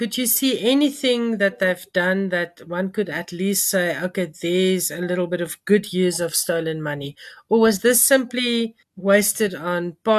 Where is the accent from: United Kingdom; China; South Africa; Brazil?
South Africa; as a activist and as a taxpayer and as a South African.